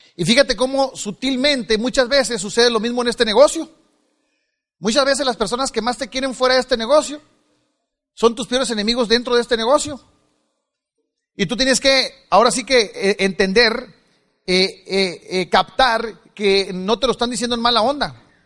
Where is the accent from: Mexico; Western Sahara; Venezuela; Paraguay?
Mexico; Culiacán, Sinaloa; now in United States; yo nací en el Estado Libre y Soberano de Sinaloa, en la capital del mundo, Culiacán